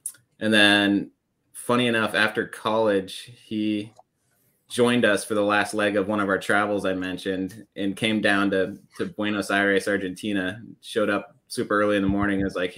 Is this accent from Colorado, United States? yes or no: yes; Aspen, Colorado, United States; I grew up in Colorado in the mountains, Aspen Snowmass area.